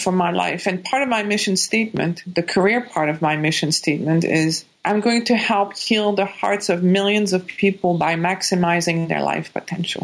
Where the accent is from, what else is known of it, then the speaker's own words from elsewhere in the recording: Quebec, Canada; English is a second language; moved away as an adult; I was born in Quebec